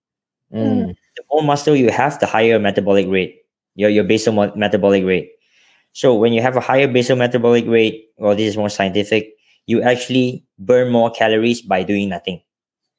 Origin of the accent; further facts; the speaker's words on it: Johor, Malaysia; also born or lived in Selangor; I was born in Selangor, but I grew up in Johor, and I finished my high school in Johor.